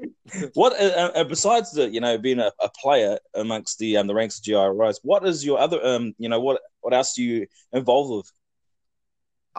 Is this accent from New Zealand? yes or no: yes; Hawke's Bay, New Zealand; I'm from Hawke's Bay